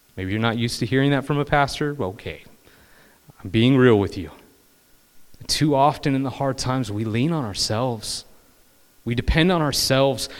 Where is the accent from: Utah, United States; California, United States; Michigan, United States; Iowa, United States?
California, United States; I'm from California